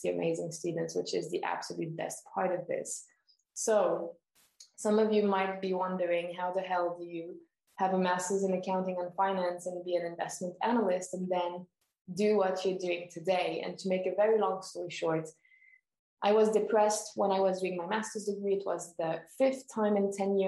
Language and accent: English; Switzerland; born and raised in Switzerland